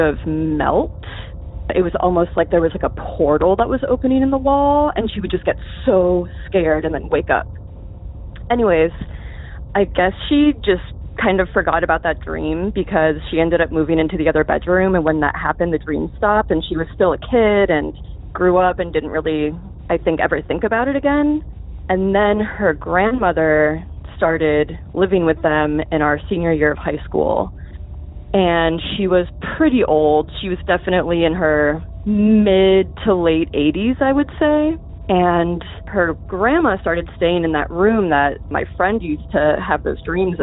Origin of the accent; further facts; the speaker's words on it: Boca Raton, Florida, United States; moved away as an adult; now in Massachusetts, United States; I grew up in South Florida, Boca Raton